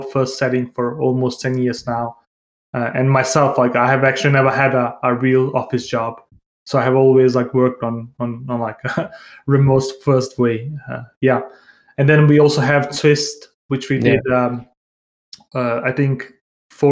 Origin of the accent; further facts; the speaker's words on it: Denmark; moved away as an adult; also born or lived in Bosnia / Santiago, Chile; now in Barcelona, Spain; I was born in Bosnia. I grew up in Denmark.